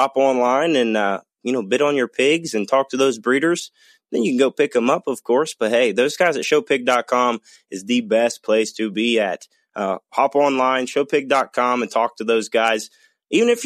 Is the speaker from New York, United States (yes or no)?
no; Ohio, United States; I'm from Ohio.